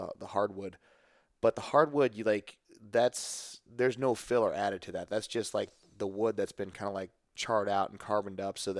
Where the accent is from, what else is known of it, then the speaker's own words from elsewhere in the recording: St. Louis, Missouri, United States; I think it's just cause I'm from St. Louis.